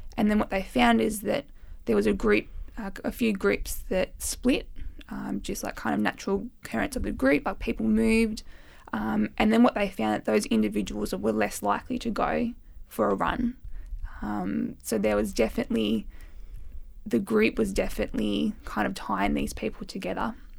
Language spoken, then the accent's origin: English; Armidale, New South Wales, Australia; moved away; my hometown, which is Armidale, New South Wales.